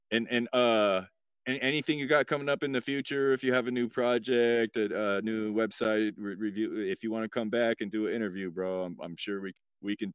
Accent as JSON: {"language": "English", "region": "Oregon", "country": "United States", "said": "God now, damn, I'm from Oregon."}